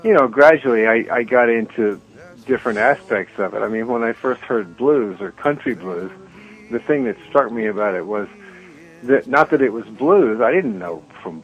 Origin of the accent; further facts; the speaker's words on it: New Orleans, Louisiana, United States; moved away; also born or lived in Mexico City / Paris; New Orleans, of course, which is where my hometown is.